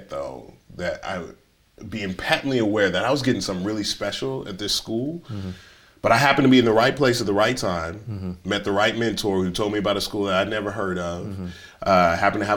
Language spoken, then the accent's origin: English; Dallas, Texas, United States; I grew up here in Dallas